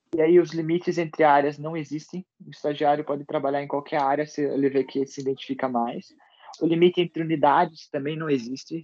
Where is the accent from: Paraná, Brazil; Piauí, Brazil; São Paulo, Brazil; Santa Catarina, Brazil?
Paraná, Brazil; Ponta Grossa; Como eu sou nascido de Ponta Grossa, criado aqui